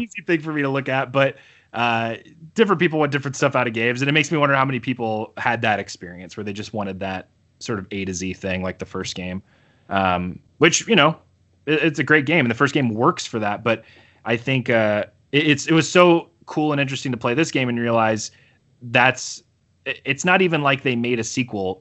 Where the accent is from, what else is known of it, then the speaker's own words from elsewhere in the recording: United States; I'm so American.